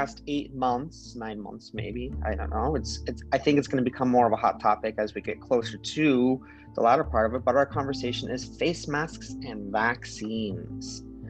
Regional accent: Central Oregon, United States; I grew up in Central Oregon.

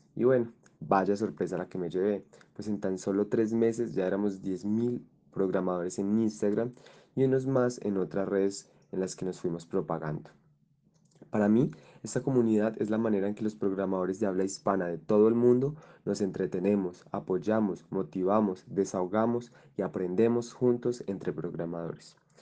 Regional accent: Colombia; soy un joven colombiano de 21 años

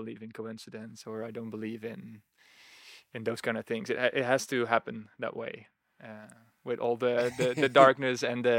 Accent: Netherlands; Yes, born and raised in the Netherlands. And I remember that as a kid.

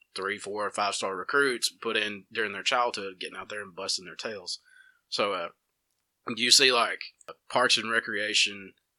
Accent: Dora, Alabama, United States

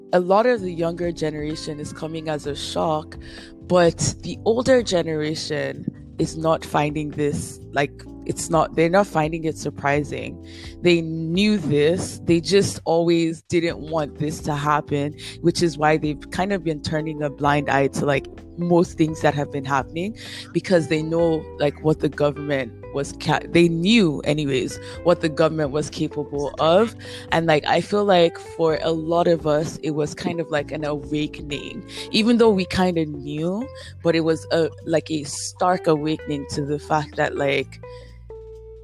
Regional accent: Nigeria; moved away as an adult; now in Canada; we are a Nigerian podcast, but then we're in the diaspora. So all three of us are in Canada and have been here for at least 7 years, some of us a bit more, but then we are Nigerians at the end of the day

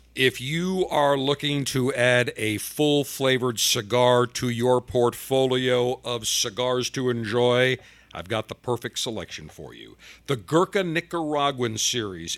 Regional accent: Buffalo, New York, United States; now in Tampa, United States; I grew up in Buffalo in the winter.

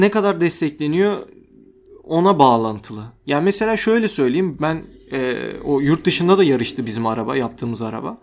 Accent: Turkey

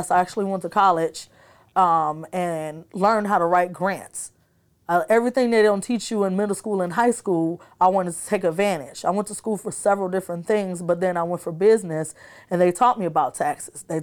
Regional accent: Davenport, Iowa, United States; also born or lived in Chicago, Illinois; So majority of my high school, I came from Davenport, Iowa. Okay. So you can say I'm from there, but I was born in Chicago and I've been back and forth.

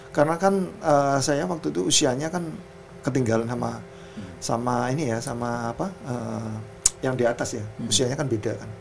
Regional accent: Kudus, Central Java, Indonesia; kita dari Kudus

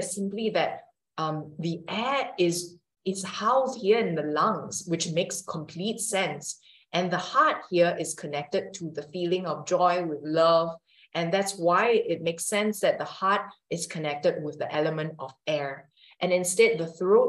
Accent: Singapore; now in Italy; I'm from Singapore, which is an Asian country.

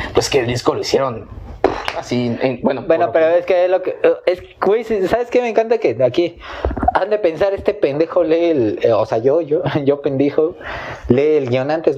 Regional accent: Mexico; Como mexicanos

